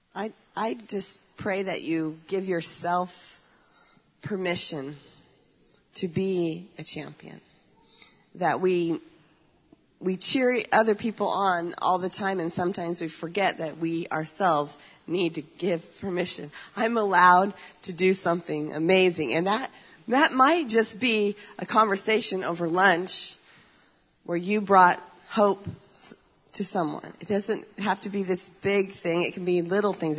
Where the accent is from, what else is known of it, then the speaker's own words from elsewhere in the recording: United States; I'm an American